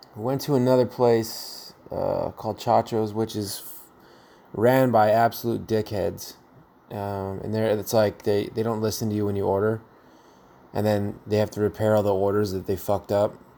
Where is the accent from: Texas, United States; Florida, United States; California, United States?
California, United States; San Jose; now in Gilroy, United States; I come from San Jose, California